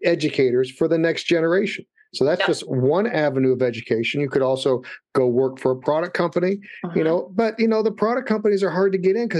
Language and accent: English; Louisville, Kentucky, United States; moved away; I'm from Louisville, Kentucky.